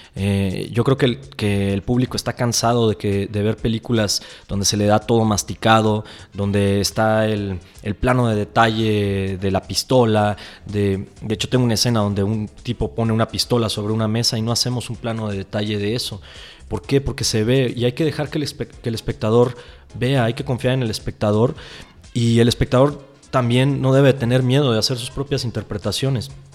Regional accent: Uruapan, Michoacán, Mexico; en Uruapan, Michoacán, eh, que es de donde, donde yo nací y crecí

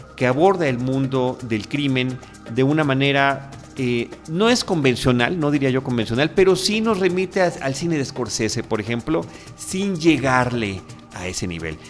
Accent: Mexico; nuestro país, en México

